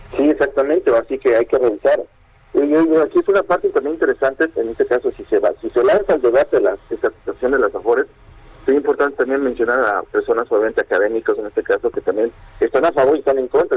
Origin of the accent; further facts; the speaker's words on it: Mexico; nosotros como mexicanos